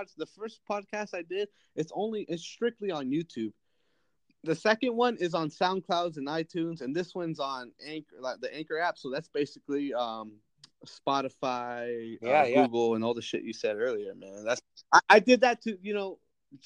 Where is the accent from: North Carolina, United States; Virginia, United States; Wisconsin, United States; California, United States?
California, United States; Fowler; I'm from Fowler, which is a small town 9 miles south